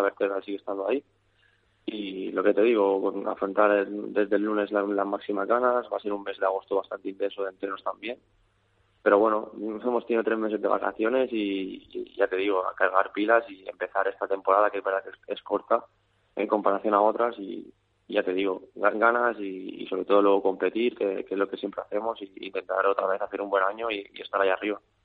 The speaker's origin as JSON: {"language": "Spanish", "town": "Calvià", "region": "Balearic Islands", "country": "Spain", "said": "yo soy de Calviá"}